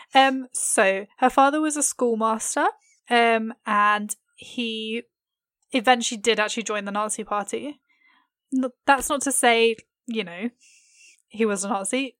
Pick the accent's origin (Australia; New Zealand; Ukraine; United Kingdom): United Kingdom; England; I am very English.